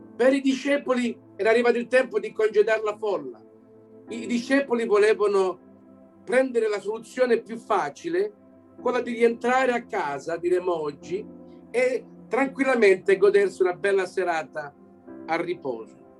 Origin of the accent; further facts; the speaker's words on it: Belgium; also born or lived in Canada; sono nato qui in Belgio da genitori italiani